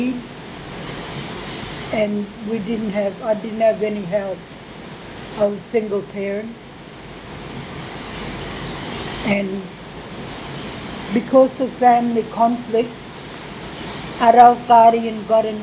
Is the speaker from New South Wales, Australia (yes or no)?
no; Townsville, Queensland, Australia; also born or lived in Warrabinna Mission, Central Queensland; I'm from Warrabinna Mission, Central Queensland, and I grew up in Townsville